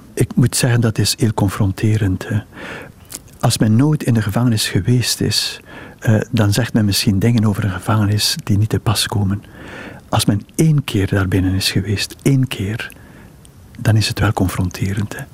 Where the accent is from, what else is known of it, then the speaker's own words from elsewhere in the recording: Ghent, Flanders, Belgium; moved away as an adult; also born or lived in Brussels; ik ben in Gent geboren